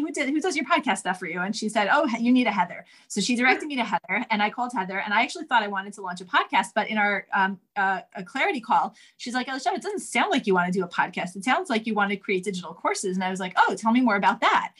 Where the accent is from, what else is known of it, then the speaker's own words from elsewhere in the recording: New York City, New York, United States; I grew up in Manhattan on the Upper West Side.